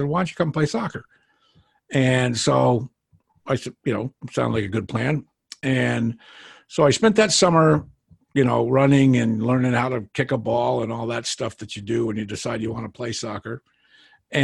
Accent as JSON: {"language": "English", "region": "New Hampshire", "country": "United States", "tie": "born or raised there", "said": "I grew up in New Hampshire"}